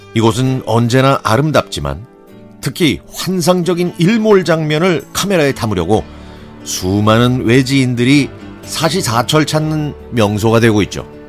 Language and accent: Korean; Sinan, South Jeolla, South Korea; 제 고향인 전남 신안군은